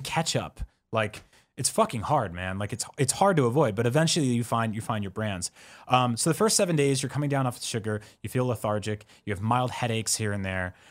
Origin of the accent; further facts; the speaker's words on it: East Coast, United States; I'm Italian from East Coast